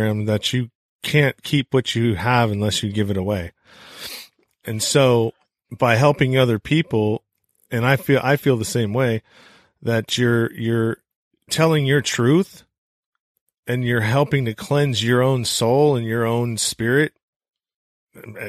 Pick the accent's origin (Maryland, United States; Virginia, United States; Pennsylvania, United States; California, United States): California, United States; the Bay Area; I come from California, which is a little bit more progressive and, you know, I'm from the Bay Area. So, you know, I guess I was raised in a more, melting pot kind of, situation